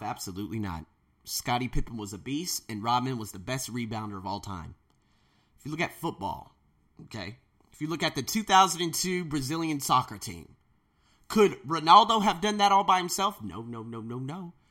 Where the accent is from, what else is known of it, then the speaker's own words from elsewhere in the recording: United States; moved away as an adult; now in Thailand; I was born in America